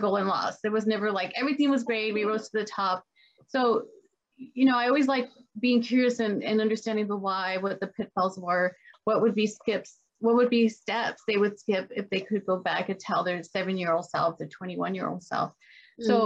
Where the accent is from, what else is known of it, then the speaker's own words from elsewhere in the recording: El Paso, Texas, United States; I grew up in El Paso, Texas, a border town